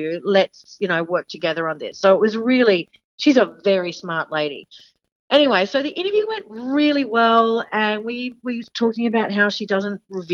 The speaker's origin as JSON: {"language": "English", "country": "Australia", "accent": "Aussie", "said": "they saw me with my Aussie accent"}